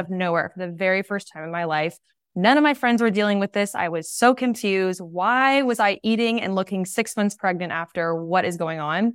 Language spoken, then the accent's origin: English; San Diego, California, United States; where I grew up in San Diego